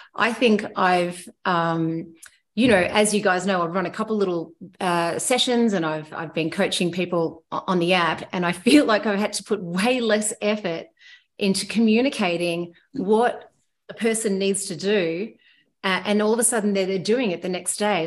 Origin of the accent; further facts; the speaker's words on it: Myrtleford, Victoria, Australia; moved away as an adult; also born or lived in Whistler, Canada; I grew up skiing. Uh, I'm from Millowa, uh, just in the foothills of, of Mount Hotham